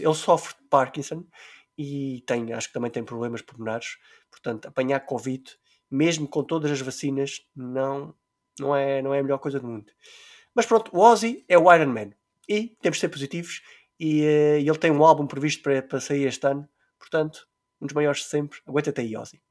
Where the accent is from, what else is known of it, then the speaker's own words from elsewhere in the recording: Terceira Island, Azores, Portugal; nós somos da Ilha Terceira